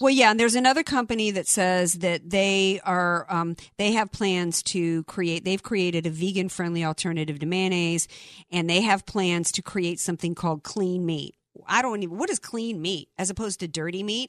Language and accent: English; the South, United States; moved away; I grew up in the South